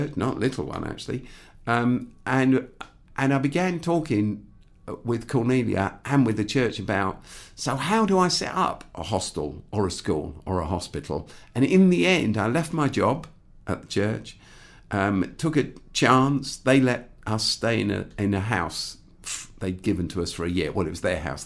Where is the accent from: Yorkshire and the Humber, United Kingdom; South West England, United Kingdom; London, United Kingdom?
London, United Kingdom; Croydon; I grew up in Croydon